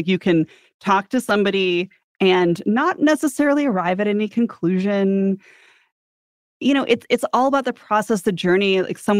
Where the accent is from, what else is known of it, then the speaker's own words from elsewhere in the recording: San Diego, California, United States; I'm from San Diego